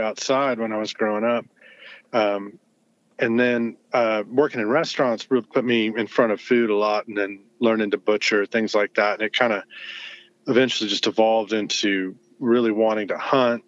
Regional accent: Denton, Texas, United States; moved away as an adult; also born or lived in Fort Worth, Texas; now in Austin, United States; I grew up in North Texas, in Denton.

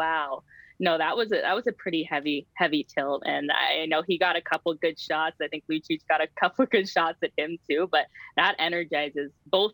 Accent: Hamilton, Ontario, Canada; I'm Hamilton through and through. I played hockey in Stony Creek, but I'm from the Hammer

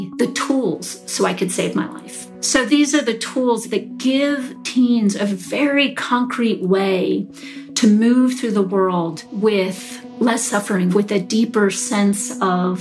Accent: Charlottesville, Virginia, United States; I grew up in Charlottesville, Virginia, you know, in an upper middle class family.

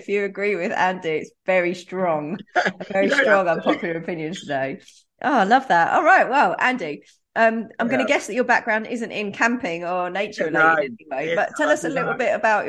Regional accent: Essex, East of England, United Kingdom; I'm from Essex

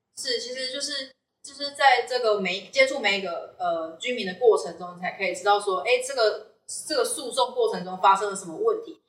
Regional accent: Fengyuan, Taichung, Taiwan; 我是台中人，我是嗯。台中丰原人

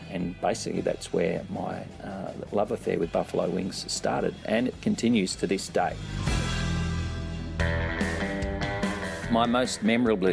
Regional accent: Perth, Western Australia, Australia; moved away as an adult; also born or lived in London, United Kingdom; now in Sydney, Australia; currently I live in Sydney, Australia, which is on the other side of the country, about 4,000 kilometres or 2,500 miles away from where I grew up in Perth

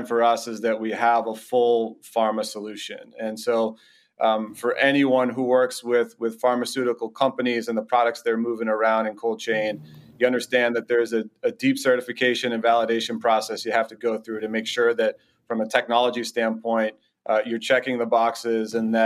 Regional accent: Boston, Massachusetts, United States; I'm born and raised in the Boston area

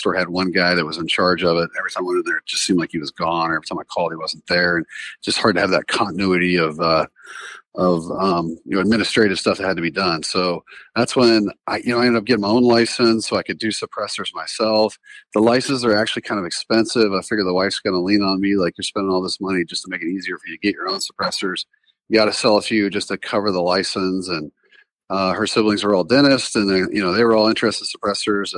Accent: the South, United States; moved away as an adult; also born or lived in North Carolina; now in South Dakota, United States; I grew up in the South

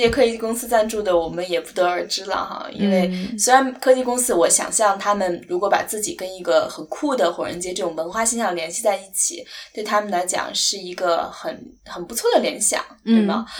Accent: China; 我觉得至少作为一个中国人可能没有哈

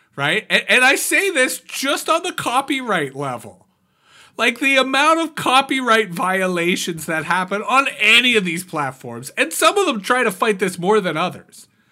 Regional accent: Canada; I'm a Canadian

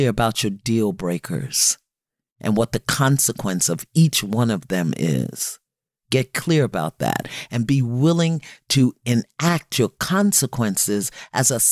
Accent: New York City, New York, United States; I'm from Brooklyn

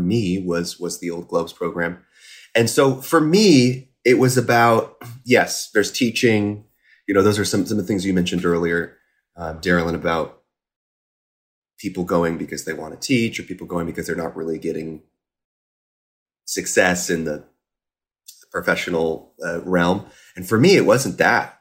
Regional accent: Carmel, Indiana, United States; moved away as an adult; also born or lived in Boston; I grew up in Carmel, Indiana

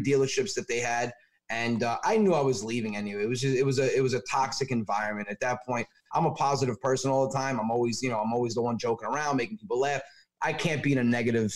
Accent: Westchester, New York, United States; moved away as an adult; now in Long Island, United States; I'm from Westchester

